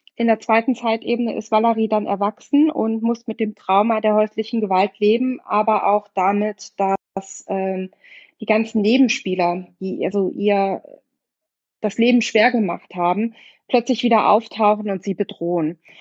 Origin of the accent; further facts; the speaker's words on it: Munich, Bavaria, Germany; moved away; München, was ähm, 15 Jahre meine Heimatstadt war und ähm, auch immer meine Heimatstadt im Herzen bleiben wird.